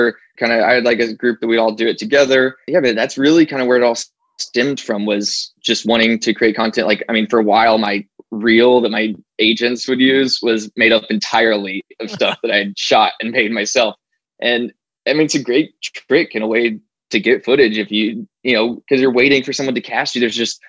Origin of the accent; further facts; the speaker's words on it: Arkansas, United States; moved away as an adult; now in Los Angeles, United States; I moved out to LA with the sole focus being just acting. And then, you know, I moved out here from Arkansas, and as you can imagine, people weren't exactly knocking on my door with opportunities.